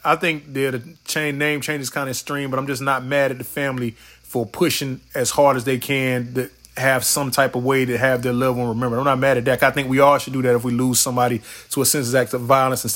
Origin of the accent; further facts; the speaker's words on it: Wilson, North Carolina, United States; moved away; I was born in Wilson, my family's from Wilson, but I haven't lived here my whole life.